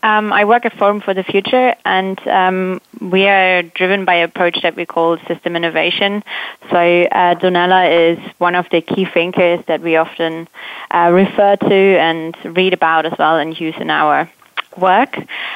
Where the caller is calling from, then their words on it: London, United Kingdom; From the UK, from London.